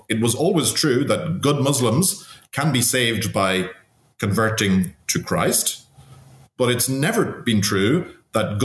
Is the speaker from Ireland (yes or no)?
yes; Cavan, Ulster, Ireland; in my hometown, in Cavan